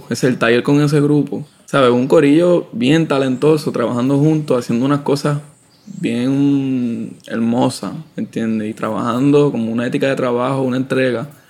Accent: San Juan, Puerto Rico; Pasa que de chamaco estuve en, en la Central, en una escuela en Santurce, que es de artes visuales.

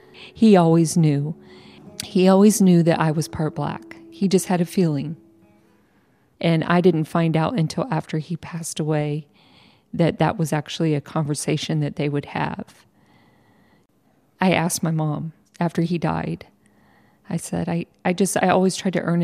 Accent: San Antonio, Texas, United States; I was born in San Antonio, Texas, in 1968. I was put up for adoption in a children's shelter there in San Antonio. I was adopted by a white family and raised in a white community

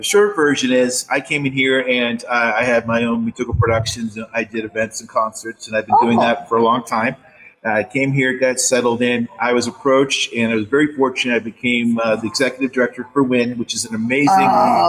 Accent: Massachusetts, United States; moved away as an adult; also born or lived in Sacramento; I'm from Massachusetts originally and bounced around a little bit.

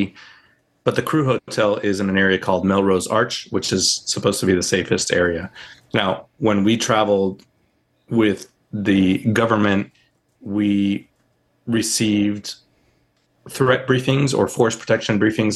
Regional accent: Puerto Rico; now in Charlotte, United States; when we were growing up in Puerto Rico.

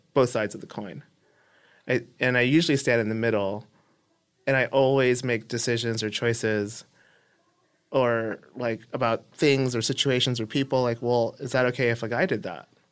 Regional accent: Los Angeles, California, United States; I grew up in East L A.

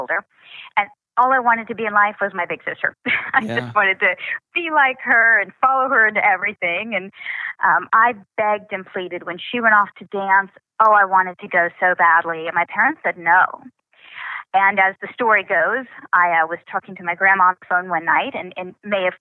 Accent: Oklahoma, United States; also born or lived in Missouri; I really just kind of grew up in Oklahoma.

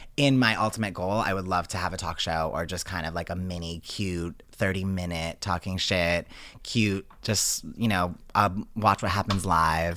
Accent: Johnston, Rhode Island, United States; moved away; I'm originally from Johnston

